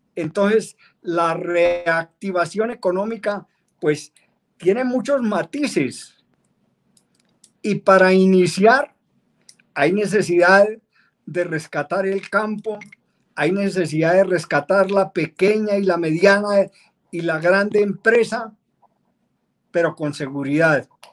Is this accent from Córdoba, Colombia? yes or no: no; Soatá, Boyacá, Colombia; Yo soy oriundo de la localidad de Soatao